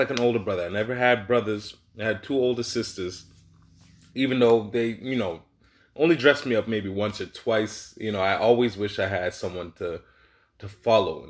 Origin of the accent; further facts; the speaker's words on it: Toronto, Ontario, Canada; moved away as an adult; also born or lived in Caribbean (family); now in Regina, Canada; I'm from Toronto, you know, born and raised Toronto, Canada.